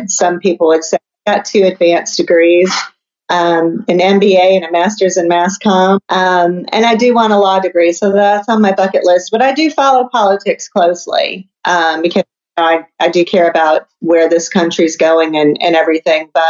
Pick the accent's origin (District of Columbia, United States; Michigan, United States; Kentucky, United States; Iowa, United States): Michigan, United States; Detroit; now in US South; Detroit, Michigan originally. Oh, okay. So I'm a Yankee, uh, okay. Uh, but I, know I'm in the South now